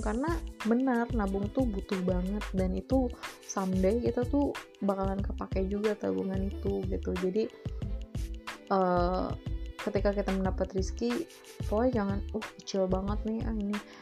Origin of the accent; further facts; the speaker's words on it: Jakarta, Indonesia; moved away; gue berawal dari Jakarta, dari kecil di Jakarta gue nyari duit sendiri